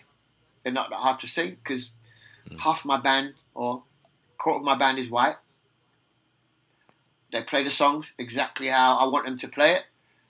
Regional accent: England, United Kingdom; born there; accent: British; I have a British accent and I was born in England

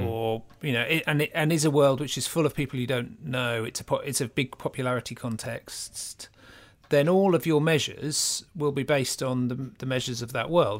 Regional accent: Norfolk, East of England, United Kingdom; moved away; When I grew up in Norfolk

